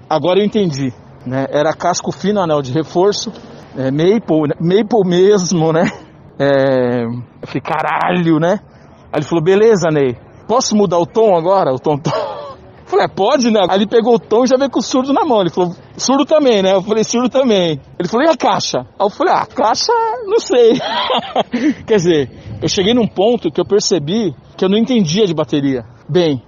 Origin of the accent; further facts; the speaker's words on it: São Paulo, Brazil; Eu tenho 50 anos, sou de São Paulo